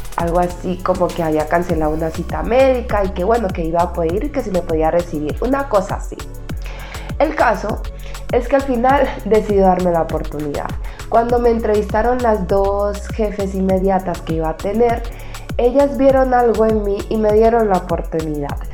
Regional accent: Buenaventura, Valle del Cauca, Colombia; also born or lived in Cali, Colombia; Mi padre recuerdo que vivía en la ciudad natal de donde yo soy, yo estaba en la ciudad de Cali, Colombia

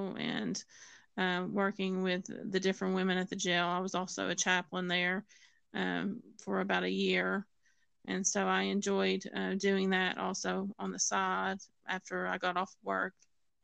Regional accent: Tennessee, United States; I grew up in the Bible Belt of Tennessee

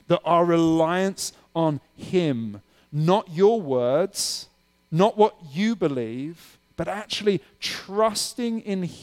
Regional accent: United Kingdom; now in Pittsburgh, United States; I'm from the UK

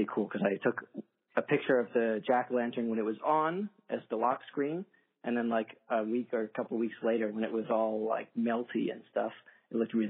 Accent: Takoma Park, Maryland, United States; now in Netherlands; I'm from the DMV and I'm from Tacoma Park

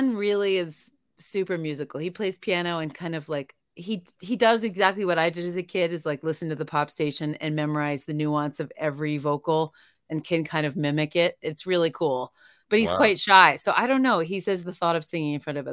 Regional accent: Boston, Massachusetts, United States; now in Colorado, United States; I'm from Boston originally

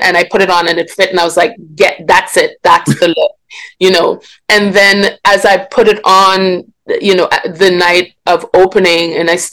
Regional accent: Grenada; also born or lived in Guyana; I grew up in Grenada, yes. I was actually born in Guyana in South America, mm-hmm. and moved to Grenada when I was very young. So that's where I grew up

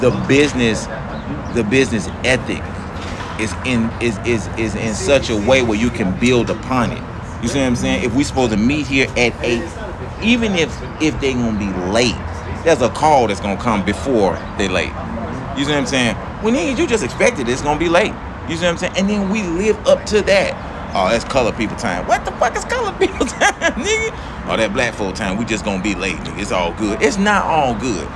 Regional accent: Atlanta, Georgia, United States; I'm from Atlanta

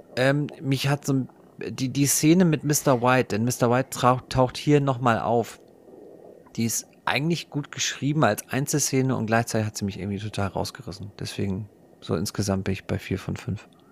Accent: Germany

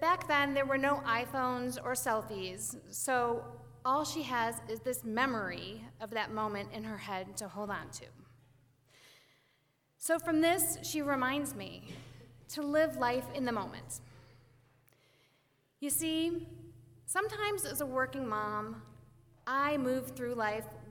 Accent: Western Springs, Illinois, United States; I grew up here in Western Springs over on Clawson

